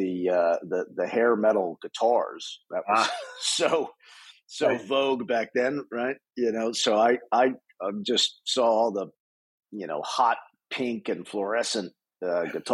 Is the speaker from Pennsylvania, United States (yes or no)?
yes; outside of Philadelphia, Pennsylvania, United States; moved away as an adult; now in Los Angeles, United States; I grew up on the East Coast, right outside of Philadelphia